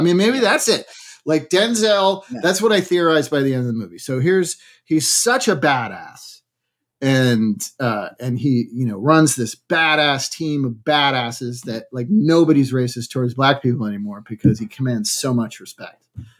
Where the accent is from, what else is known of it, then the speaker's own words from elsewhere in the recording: Massachusetts, United States; Outside of phrases like wicked awesome or wicked pissa. Like I didn't drop my R's and stuff. Most of the people in my town didn't.